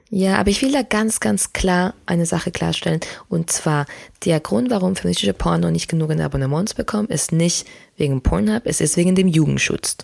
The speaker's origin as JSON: {"language": "German", "country": "Spain", "tie": "born or raised there", "moved": "yes", "said": "ich bin ja in Spanien aufgewachsen"}